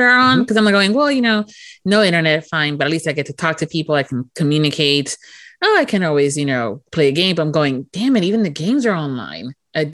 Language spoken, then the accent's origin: English; Miami, Florida, United States; moved away; I was born and raised in Miami